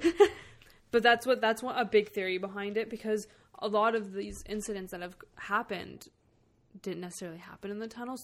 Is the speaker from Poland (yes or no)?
no; Canada; I'm from Canada. I can't fucking speak French or even have an accent for it.